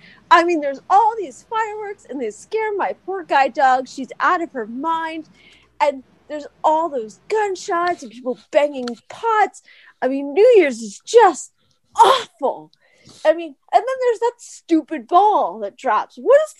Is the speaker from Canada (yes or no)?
no; Pennsylvania, United States